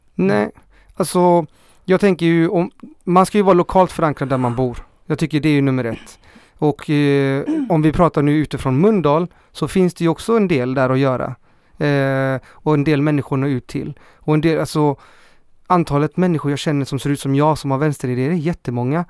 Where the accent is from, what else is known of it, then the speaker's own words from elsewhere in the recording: Chile; also born or lived in Hammarkullen, Gothenburg, Sweden; now in Gothenburg, Sweden; Jag är från Chile